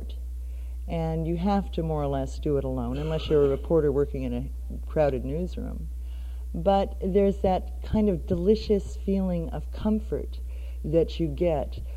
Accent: United States; also born or lived in Oregon / Washington; I grew up mostly in Oregon and Washington and was a farm kid

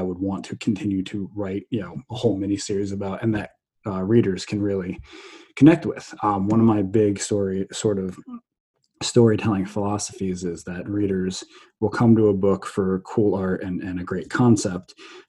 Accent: New Jersey, United States; I grew up in New Jersey.

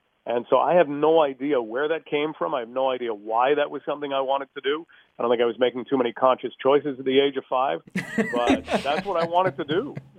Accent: London, Ontario, Canada; born there; also born or lived in Hawkesbury; I was born in London, but my dad worked with the government, so we kind of lived on either side of Ottawa.

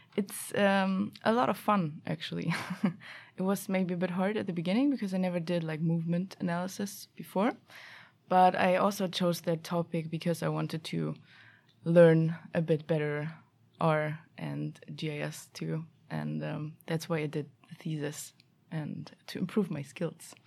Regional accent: Germany; also born or lived in Stockholm, Sweden; now in Sweden; I'm f, originally from Germany

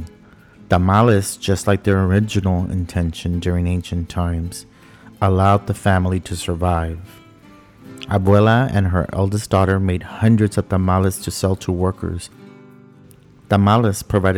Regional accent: Texas-Mexico border, United States; now in Washington, D.C., United States; Growing up on the Texas-Mexico border, I remember visiting my abuela

